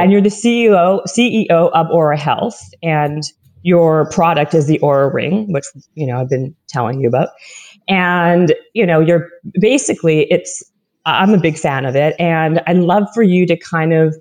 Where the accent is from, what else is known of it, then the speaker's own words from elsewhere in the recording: Canada; also born or lived in Toronto; I'm Canadian and I lived in Toronto for many years